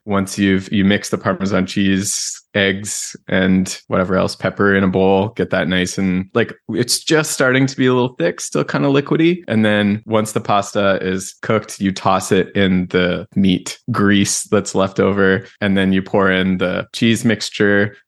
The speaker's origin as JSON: {"language": "English", "country": "Canada", "said": "I'm Canadian."}